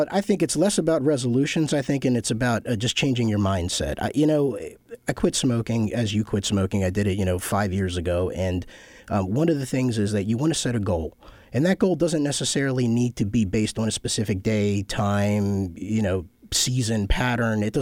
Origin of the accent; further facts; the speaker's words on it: Kyiv, Kyiv City, Ukraine; moved away; I'm an immigrant. Um, my family came here in 75. We're from the Ukraine, uh, Kiev to be specific, uh, back when it was the Soviet Union.